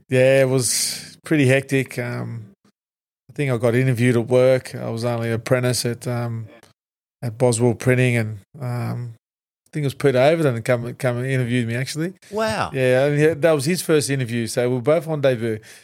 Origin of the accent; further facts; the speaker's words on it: Australia; I'm, I'm, I'm Tongan heritage and also Maltese heritage, but yep. uh, I define myself as an Australian.